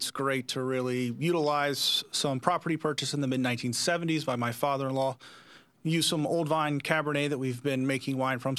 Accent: Hilton Head Island, South Carolina, United States; moved away as an adult; now in Napa Valley, United States; I originally grew up in Hilton Head Island in South Carolina.

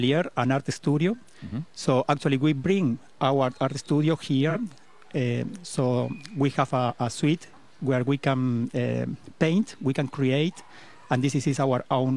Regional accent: Argentina; English is a second language; moved away as an adult; now in Costa Rica; Originally, I am from Argentina. But I came to Costa Rica 22 years ago, and I decided to live here

